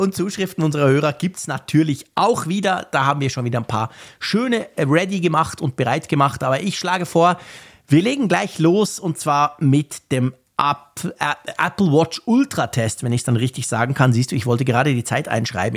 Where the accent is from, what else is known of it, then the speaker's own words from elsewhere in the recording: Switzerland; ich als Schweizer Vielzugfahrer